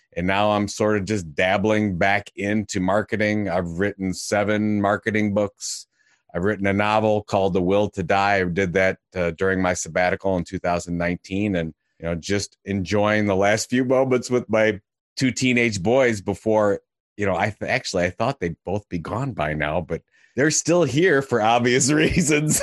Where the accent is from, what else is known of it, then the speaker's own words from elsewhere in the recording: Cleveland, Ohio, United States; I'm from Cleveland, Ohio